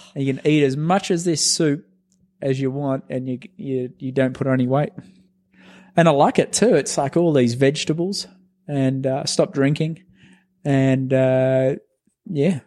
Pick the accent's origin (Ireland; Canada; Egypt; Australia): Australia; moved away as an adult; also born or lived in Unionville, Pennsylvania; now in United States; I came over from Australia